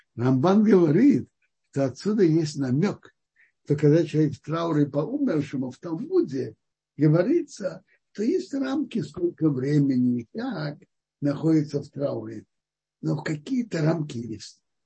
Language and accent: Russian; Kazan, Tatarstan, Russia; я родился в Казани уже у папы с мамой, с отцом, которые соблюдали